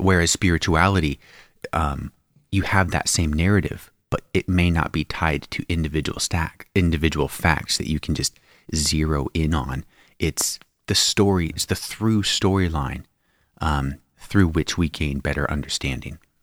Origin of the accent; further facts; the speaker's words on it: Spokane Valley, Washington, United States; where I grew up in the Spokane Valley in Washington State